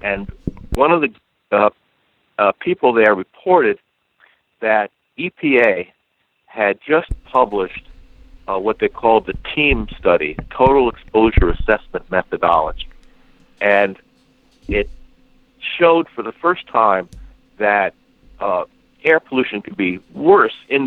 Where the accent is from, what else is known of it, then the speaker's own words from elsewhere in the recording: New York, United States; moved away; also born or lived in Washington State; I'm originally from New York